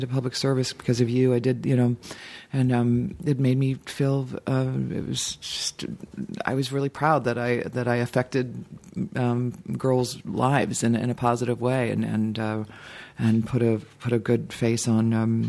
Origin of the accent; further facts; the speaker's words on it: Dayton, Ohio, United States; also born or lived in Boston; I was born in Boston, but grew up in Ohio, but I always just say I'm from Dayton, unless the Patriots are playing, and then I go, I'm from Boston, I'm a Pats fan.